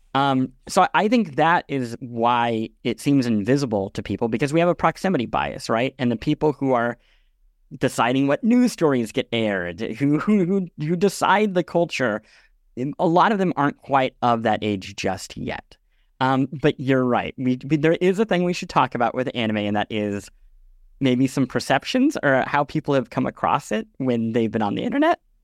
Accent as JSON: {"language": "English", "region": "Midwest", "country": "United States", "tie": "born or raised there", "said": "I grew up in the Midwest"}